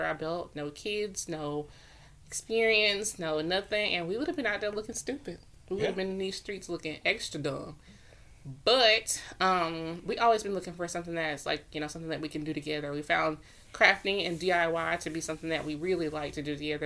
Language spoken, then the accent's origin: English; Winnsboro, South Carolina, United States; moved away as an adult; now in Rock Hill, United States; I am from Winsboro, South Carolina